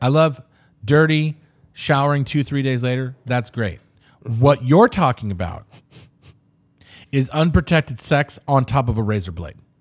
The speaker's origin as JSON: {"language": "English", "town": "Riverside", "region": "California", "country": "United States", "said": "I come from Riverside, so you sort of have it in you"}